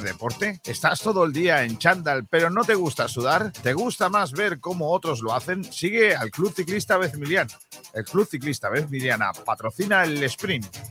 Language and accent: Spanish; Rincón de la Victoria, Andalusia, Spain